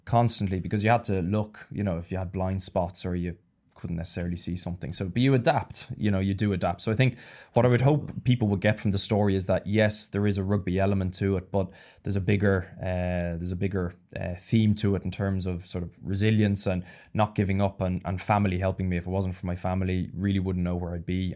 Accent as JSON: {"language": "English", "country": "Ireland", "tie": "born or raised there", "also_born_or_lived": "Italy", "moved": "as an adult", "said": "I grew up in Ireland and played in, uh, for Leinster"}